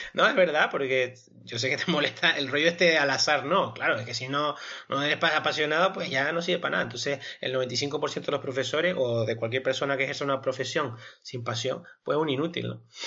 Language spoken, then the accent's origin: Spanish; Spain; somos nosotros los españoles